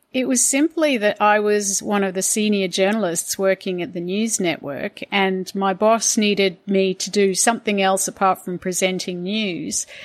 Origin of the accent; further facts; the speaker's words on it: Hong Kong; now in Sydney, Australia; I grew up in Hong Kong